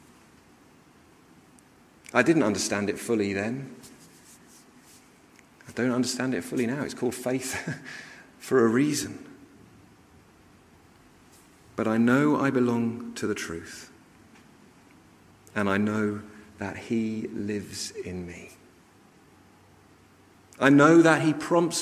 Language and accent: English; London, United Kingdom; the house I grew up with in North London